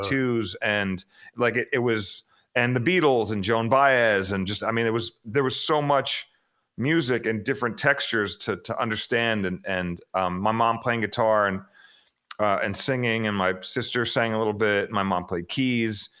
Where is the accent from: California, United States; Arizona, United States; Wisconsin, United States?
Arizona, United States; Phoenix; born or raised there; also born or lived in Queens, New York